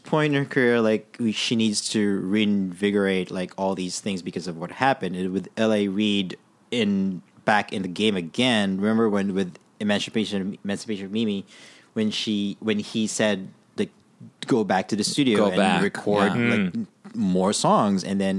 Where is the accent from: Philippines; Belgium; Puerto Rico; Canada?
Philippines; Well, I'm Filipino, so I'm with Pacquiao.